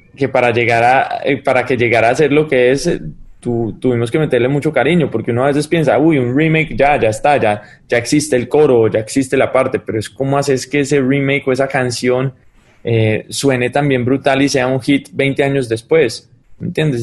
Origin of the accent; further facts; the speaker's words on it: United States; moved away as an adult; also born or lived in Colombia; yo crecí toda mi vida en Estados Unidos